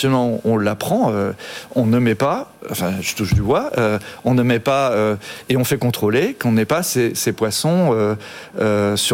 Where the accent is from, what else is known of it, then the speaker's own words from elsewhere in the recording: Brittany, France; breton, hein. je comprends que l'anglais, euh, petit breton.